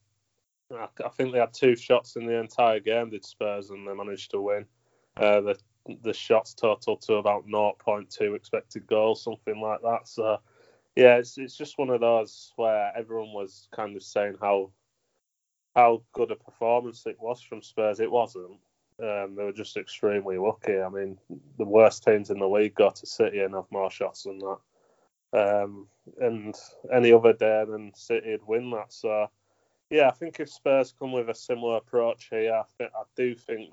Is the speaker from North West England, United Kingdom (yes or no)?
no; Bradford, Yorkshire and the Humber, United Kingdom; I was chosen at primary school to sing for the Bradford Choir.